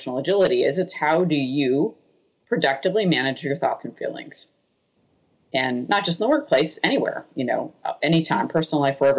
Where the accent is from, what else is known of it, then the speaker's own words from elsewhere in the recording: Boston, Massachusetts, United States; I'm from Boston